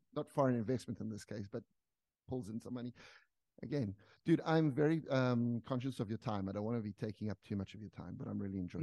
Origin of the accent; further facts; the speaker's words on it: South Africa; moved away as an adult; I'm from South Africa